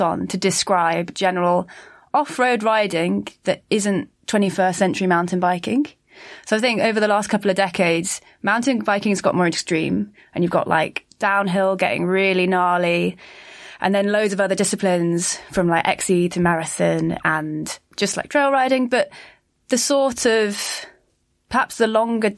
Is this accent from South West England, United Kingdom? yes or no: yes; Bristol, South West England, United Kingdom; I'm from Bristol